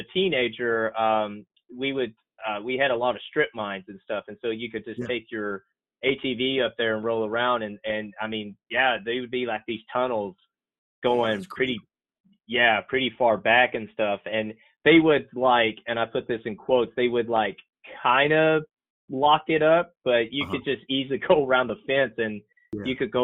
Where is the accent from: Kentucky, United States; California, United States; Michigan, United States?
Kentucky, United States; Floyd County, Eastern; moved away as an adult; now in North Carolina, United States; I'm originally from Eastern Kentucky, a little county called Floyd.